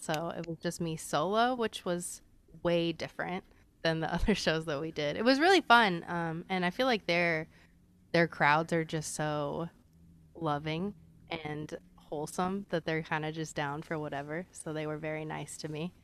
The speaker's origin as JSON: {"language": "English", "town": "Phoenix", "region": "Arizona", "country": "United States", "tie": "born or raised there", "also_born_or_lived": "Austin, Texas", "said": "I was born in Austin, so I came out to Phoenix when I was about eleven, um, and kinda, like, I bounced back and forth between the two a little bit"}